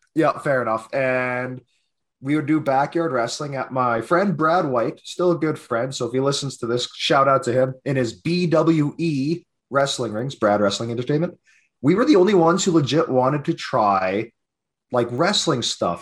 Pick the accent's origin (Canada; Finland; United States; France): Canada; Lac La Biche, Alberta; I was born and raised in Lac La Biche